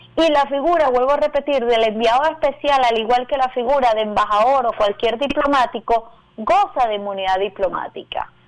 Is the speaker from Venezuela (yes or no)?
yes; Venezuela; como venezolana